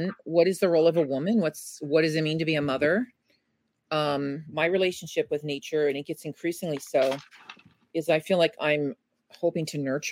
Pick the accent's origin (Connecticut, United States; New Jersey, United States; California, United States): California, United States; San Bernardino; also born or lived in Rialto; I was born in San Bernardino